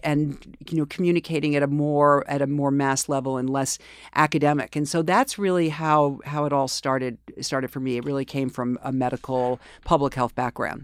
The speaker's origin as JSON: {"language": "English", "town": "New York City", "region": "New York", "country": "United States", "tie": "born or raised there", "also_born_or_lived": "Springfield", "said": "I grew up here in New York"}